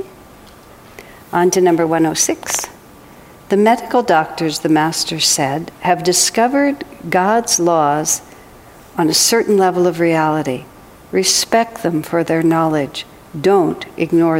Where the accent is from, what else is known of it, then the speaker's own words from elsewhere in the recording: United States; I am American